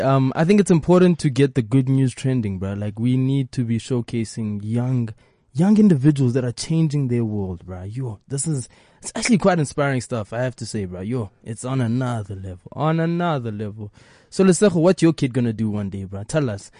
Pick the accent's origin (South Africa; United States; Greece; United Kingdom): South Africa; I am first African before I am South African